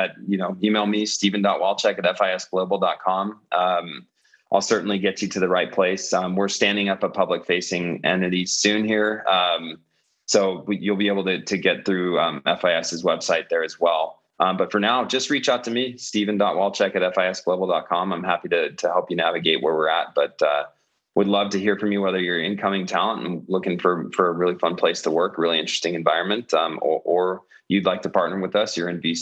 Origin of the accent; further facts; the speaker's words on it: California, United States; now in Denver, United States; I came from California myself.